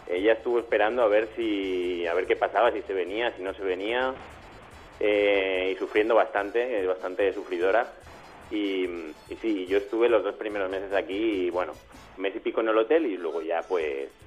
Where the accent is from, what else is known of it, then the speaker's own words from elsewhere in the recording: Spain; moved away as an adult; Bueno, en mi caso, eh, yo me fui de España, realmente es en el 2013, yo llevo aquí tres años y medio.